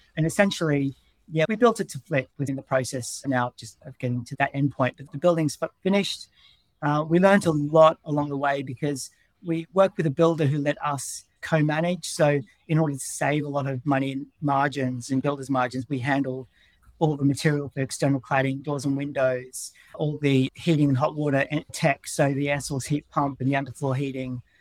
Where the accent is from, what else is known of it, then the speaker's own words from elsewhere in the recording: Melbourne, Victoria, Australia; moved away as an adult; also born or lived in Brisbane; now in London, United Kingdom; I'm from Melbourne